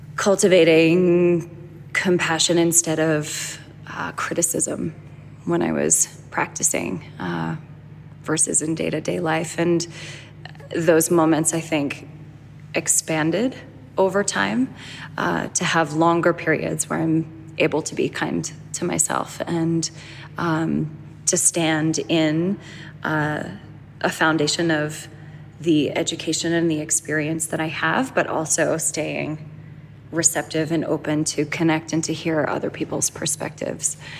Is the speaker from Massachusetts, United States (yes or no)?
yes; Boston, Massachusetts, United States; I grew up in Boston